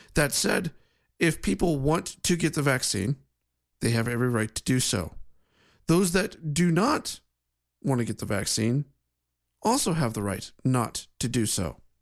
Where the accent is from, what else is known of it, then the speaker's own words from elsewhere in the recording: Ohio, United States; my home state of Ohio